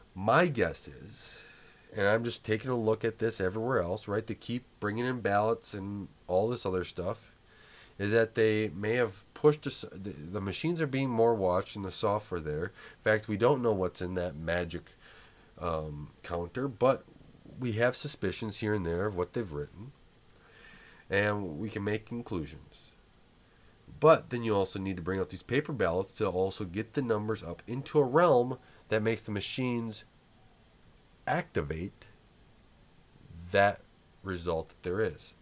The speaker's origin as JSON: {"language": "English", "country": "United States", "said": "We, as American people"}